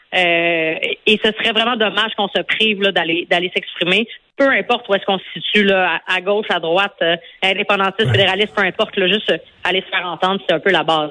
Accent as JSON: {"language": "French", "town": "Montreal", "region": "Quebec", "country": "Canada", "tie": "born or raised there", "said": "moi j'habite à j'habite à Montréal où j'ai grandi dans Maurice Richard"}